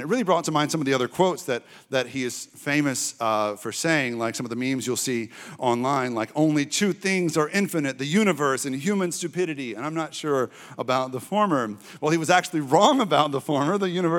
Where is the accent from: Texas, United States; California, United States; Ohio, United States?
Texas, United States; Now, when I was growing up in East Texas, going to revivals and things like